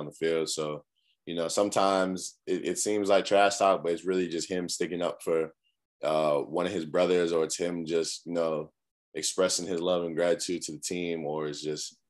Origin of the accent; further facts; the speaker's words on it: Cambridge, Massachusetts, United States; now in South Carolina, United States; I'm from Cambridge, Massachusetts, up north, real cold